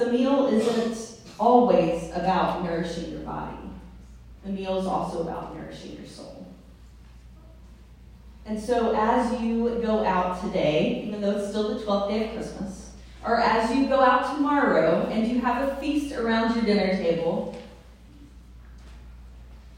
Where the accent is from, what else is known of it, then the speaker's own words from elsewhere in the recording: the South, United States; I'm from the South